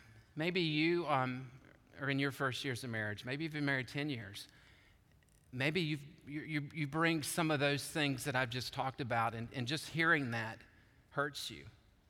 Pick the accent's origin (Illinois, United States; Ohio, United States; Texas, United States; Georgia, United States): Georgia, United States; also born or lived in Chattanooga, Tennessee; I was born to seminary students in Chattanooga, Tennessee. I grew up in Georgia as the son of a bivocational pastor.